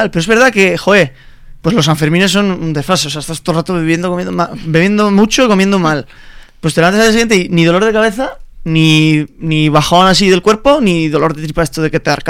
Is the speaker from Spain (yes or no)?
yes; Pamplona, Navarre, Spain; yo soy de Pamplona